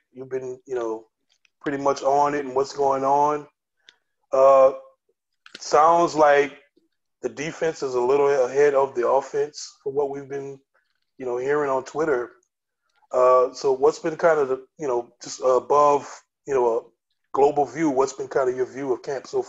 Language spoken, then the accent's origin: English; New Orleans, Louisiana, United States; moved away as an adult; now in Mobile, United States; I moved away from New Orleans twice. You know, and right now I'm living in Mobile, Alabama